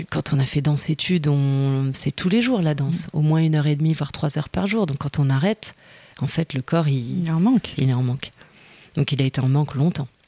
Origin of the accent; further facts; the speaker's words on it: Lyon, Auvergne-Rhône-Alpes, France; moved away as an adult; also born or lived in Geneva, Switzerland; now in Montreuil, France; J'étais loin de ma ville natale, même si Genève-Lyon, c'est vite fait